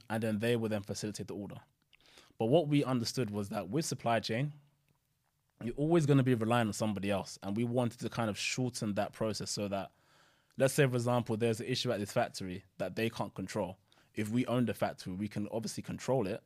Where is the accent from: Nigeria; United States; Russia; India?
Nigeria; now in United Kingdom; I'm originally from Nigeria.